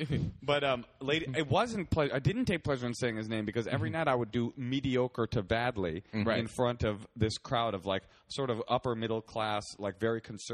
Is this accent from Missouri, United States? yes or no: no; Oakland, California, United States; I grew up in Oakland